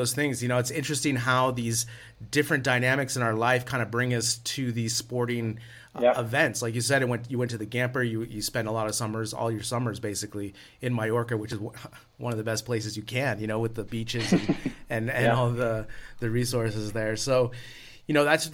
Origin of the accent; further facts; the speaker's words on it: United States; coming from the States, I have a very unique kind of background